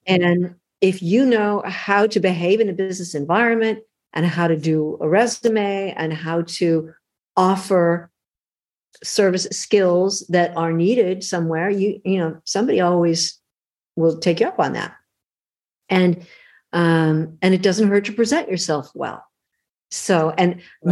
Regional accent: Los Angeles, California, United States; I grew up in LA. I was born in Hollywood, California, of all the crazy places to be born.

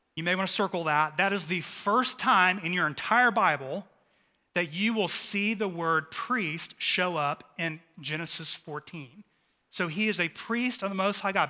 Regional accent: Dallas, Texas, United States; The three of us were like the trifecta of altar boys growing up in North Dallas

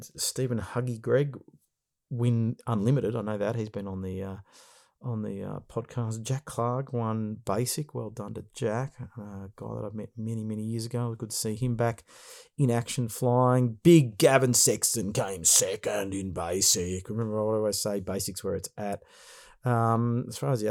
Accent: Brighton, Australia; I grew up in Brighton, so know the area well

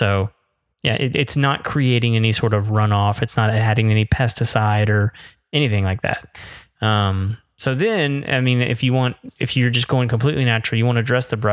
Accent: Florida, United States; moved away; growing up in Florida

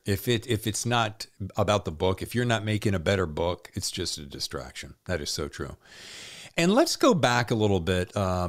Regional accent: the South, United States; Yeah, I think I grew up with the same. Yeah, you know, we grew up well in the South.

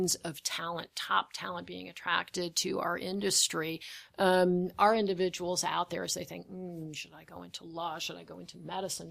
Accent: United States; I'm an American

